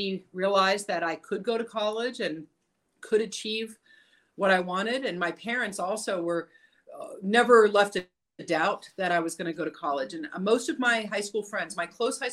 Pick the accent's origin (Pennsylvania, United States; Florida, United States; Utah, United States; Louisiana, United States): Florida, United States; South; also born or lived in New York / Boston; now in Los Angeles, United States; my parents moved to Florida when I was 3 years old